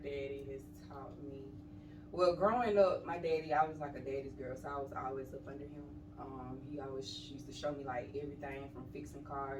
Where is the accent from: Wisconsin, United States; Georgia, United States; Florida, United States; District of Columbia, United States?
Georgia, United States; Monroe; now in Decatur, United States; I grew up in Monroe, Georgia. Out in the country.